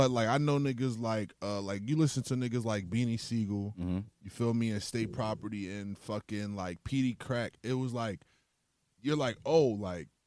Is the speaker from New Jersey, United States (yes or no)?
no; Brooklyn, New York, United States; born there; New York for me because like I was born in Brooklyn